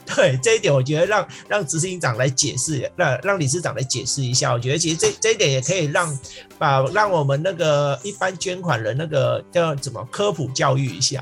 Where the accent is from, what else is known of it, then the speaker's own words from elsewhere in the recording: Vietnam; moved away; 因为我是越南出生的。对，所以， 所以其实我们在越南乡下的